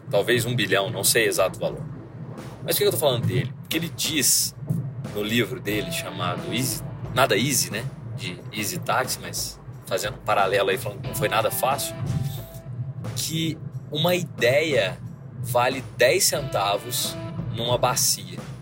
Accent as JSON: {"language": "Portuguese", "town": "Varginha", "region": "Minas Gerais", "country": "Brazil", "said": "eu sou de Varginha, né? Sou de Minas"}